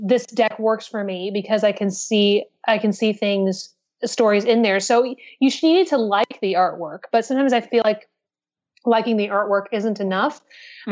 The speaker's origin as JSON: {"language": "English", "region": "Pacific Northwest", "country": "United States", "moved": "yes", "lives_now": "New York City, United States", "said": "I'm from the Pacific Northwest myself"}